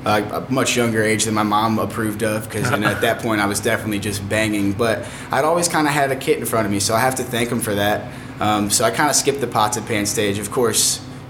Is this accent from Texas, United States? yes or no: no; St. Louis, Missouri, United States; also born or lived in Granite City, Illinois / Jefferson County, Missouri / California; I was actually born right here at Barnes before it was Barnes Jewish, back in 94